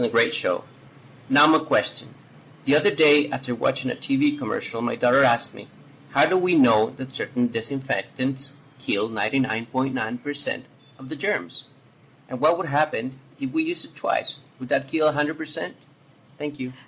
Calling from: Guayaquil, Guayas, Ecuador; I'm calling from Guayaquil, Ecuador

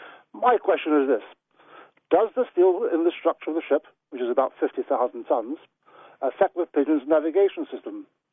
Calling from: Norwich, East of England, United Kingdom; from Norwich, and I'm the captain of a large oil tanker.

